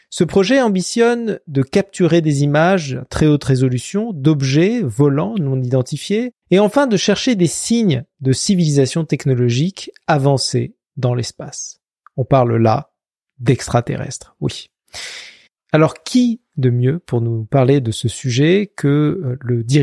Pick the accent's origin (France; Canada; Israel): Israel; moved away as an adult; also born or lived in Princeton; j'ai grandi en Israël